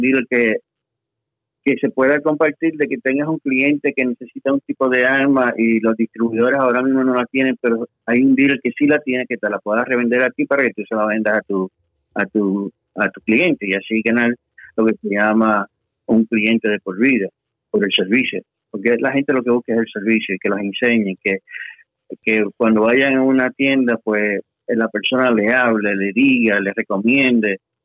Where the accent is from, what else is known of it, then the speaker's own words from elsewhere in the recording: Puerto Rico; moved away as an adult; now in Texas, United States; Regresé de, de allá a Puerto Rico, que es mi casa, realmente, y soy puertorriqueño, como decimos ahí, de pura cepa